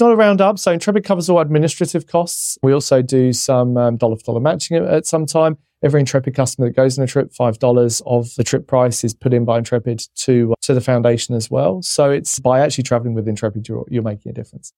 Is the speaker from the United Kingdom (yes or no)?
yes; England, United Kingdom; being English